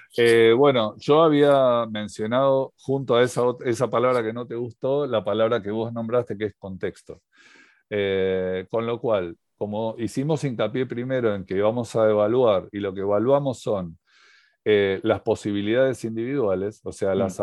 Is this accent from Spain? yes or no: no; Argentina; siendo en Argentina